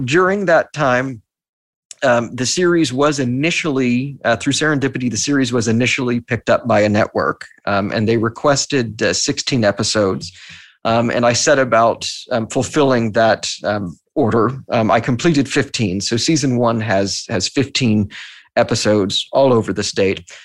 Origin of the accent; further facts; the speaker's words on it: Texas, United States; now in New York, United States; I'm from Texas